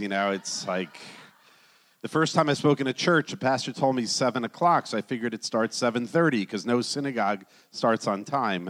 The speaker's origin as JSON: {"language": "English", "region": "New Jersey", "country": "United States", "tie": "born or raised there", "also_born_or_lived": "Miami", "moved": "as an adult", "lives_now": "Jerusalem, Israel", "said": "I grew up in the Northeast in New Jersey, going to Jewish schools, Jewish summer camps, Jewish university, Jewish everything."}